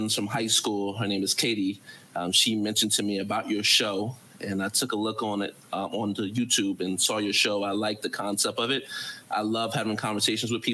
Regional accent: New Jersey, United States; moved away as an adult; now in Qatar; I'm from New Jersey, so there's a boardwalk culture.

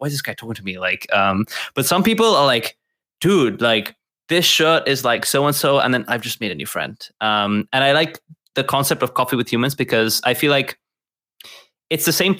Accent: Gibraltar; I'm actually from Gibraltar. And it is, for those of you who don't know, Gibraltar is a British territory at the bottom of Spain

